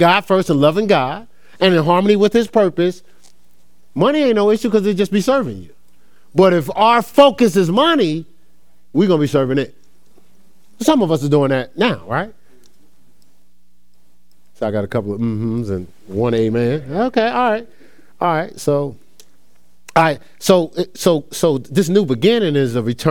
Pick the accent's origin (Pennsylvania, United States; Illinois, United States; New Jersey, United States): New Jersey, United States; moved away as an adult; now in Ohio, United States; I moved to Ohio. I was from New Jersey